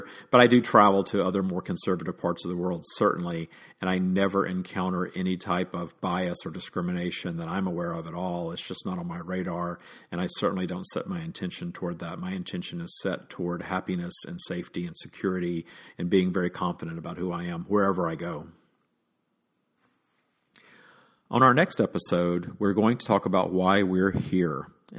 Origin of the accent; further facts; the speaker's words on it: Deep South, United States; growing up in the Deep South, you just think that the whole world is against you when you're openly gay.